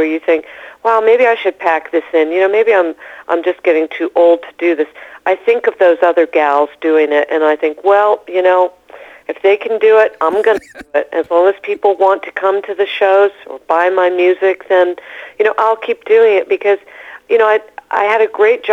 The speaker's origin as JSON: {"language": "English", "town": "Topeka", "region": "Kansas", "country": "United States", "tie": "born or raised there", "also_born_or_lived": "Europe", "moved": "yes", "said": "I was born in Topeka, Kansas. I'm a Midwestern gal."}